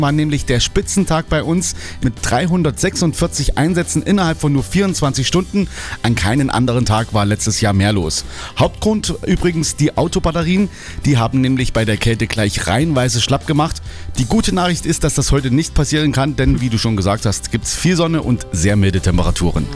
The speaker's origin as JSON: {"language": "German", "region": "Thuringia", "country": "Germany", "said": "bei uns in Thüringen"}